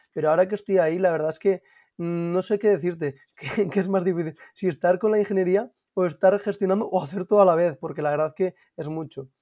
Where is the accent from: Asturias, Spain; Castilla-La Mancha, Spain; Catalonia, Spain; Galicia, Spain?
Asturias, Spain; Gijón; yo soy de Gijón y nací en Cabuñes